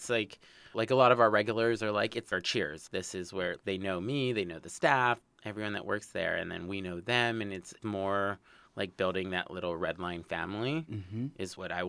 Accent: Los Angeles, California, United States; Born and raised in Los Angeles zip code. Not the Valley

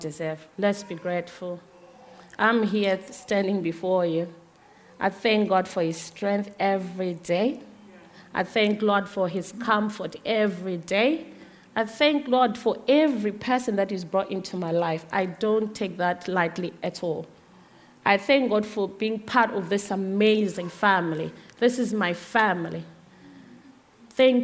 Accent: Zimbabwe; moved away; I'm originally from Zimbabwe

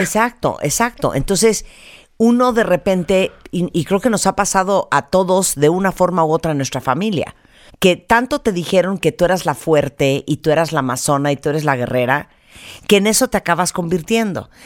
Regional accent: Mexico; nuestra mentalidad como mexicanos

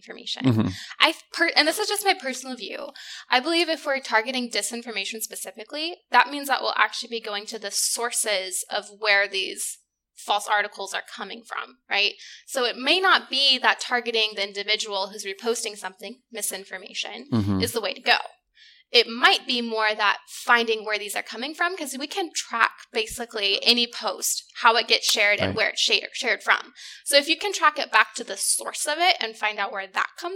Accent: United States; I'm American

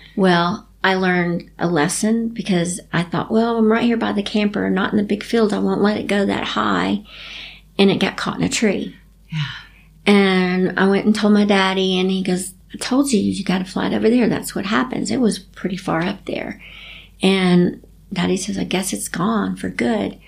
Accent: Chattanooga, Tennessee, United States; I grew up in Chattanooga, Tennessee

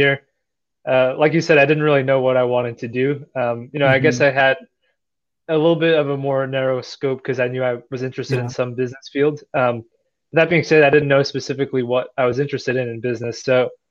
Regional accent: New Jersey, United States; where I grew up in New Jersey

